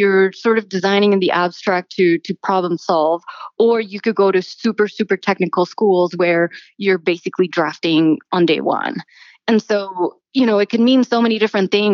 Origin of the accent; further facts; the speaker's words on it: Miami, Florida, United States; moved away; also born or lived in New York City; I actually went to undergrad at the University of Miami, where I grew up in Miami